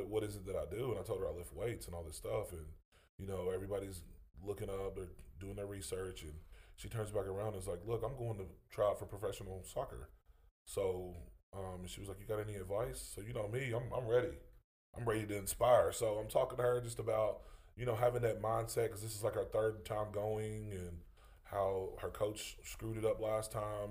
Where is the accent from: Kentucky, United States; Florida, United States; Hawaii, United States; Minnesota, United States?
Kentucky, United States; western part near Bowling Green; I'm western part over by Bowling Green